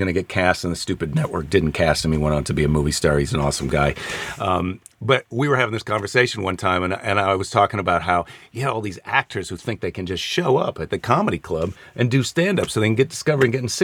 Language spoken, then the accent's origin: English; Midwest, United States; moved away as an adult; also born or lived in Santa Monica; where I grew up in the Midwest.